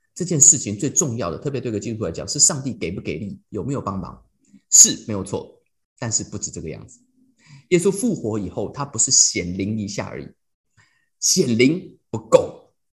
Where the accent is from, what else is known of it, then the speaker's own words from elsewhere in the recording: Taiwan; moved away as an adult; also born or lived in United States; 我台湾人